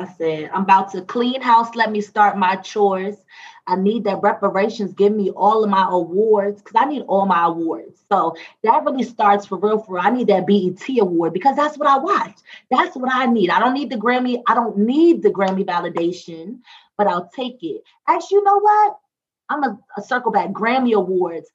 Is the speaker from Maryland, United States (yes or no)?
yes; Maryland, United States; I would be like, Maryland